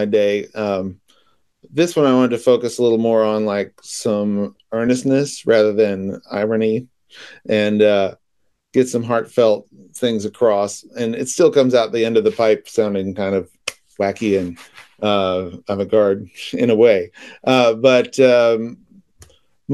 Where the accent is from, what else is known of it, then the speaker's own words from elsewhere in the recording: Birmingham, Alabama, United States; also born or lived in New York; now in Nashville, United States; Originally from Birmingham, Alabama. Spent a lot of time in New York and then moved to Nashville in about 2012